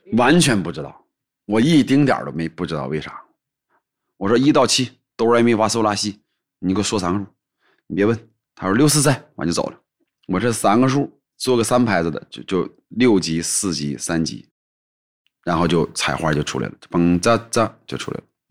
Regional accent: Qiqihar, Heilongjiang, China; moved away; also born or lived in Harbin; 我再穷，我也是城市长大的，就感觉还是个城里孩子

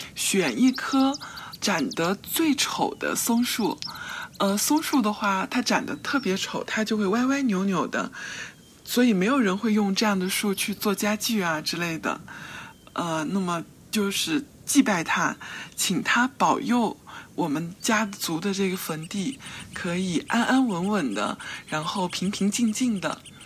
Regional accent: Dayao County, Chuxiong Yi Autonomous Prefecture, Yunnan, China; 我的家乡在楚雄彝族自治州大阳县下面的一个小镇，在我们老家那儿有一个风俗。

